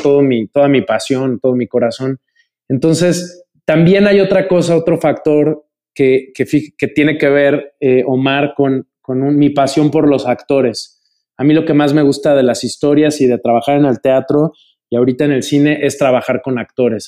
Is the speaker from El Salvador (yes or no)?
no; Mexico; soy eh, mexicano